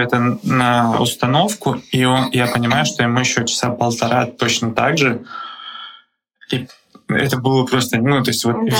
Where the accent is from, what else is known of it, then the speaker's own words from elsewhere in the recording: Belarus; now in Prague, Czechia; Я сам из Беларуси